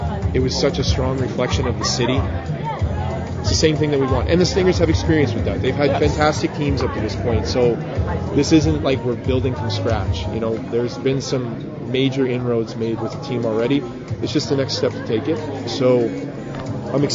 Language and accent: English; Edmonton, Alberta, Canada; I'm from Edmonton